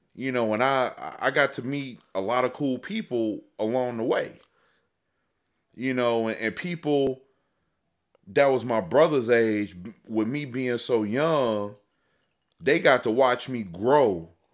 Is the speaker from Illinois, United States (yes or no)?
yes; Chicago, Illinois, United States; moved away as an adult; also born or lived in Detroit; I was born and raised in Chicago.